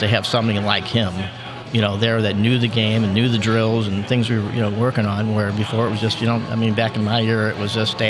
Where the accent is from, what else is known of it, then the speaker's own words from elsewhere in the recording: Florissant, Missouri, United States; I grew up in Florissant and went to St. Dismas Parish.